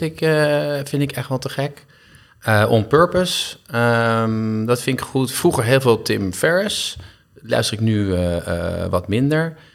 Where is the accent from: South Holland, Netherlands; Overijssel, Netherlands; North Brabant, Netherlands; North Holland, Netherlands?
North Holland, Netherlands; Castricum; also born or lived in Heemskerk; toen ben ik verhuisd naar Castricum. En daar heb ik mijn hele jeugd eigenlijk geleefd en gewoond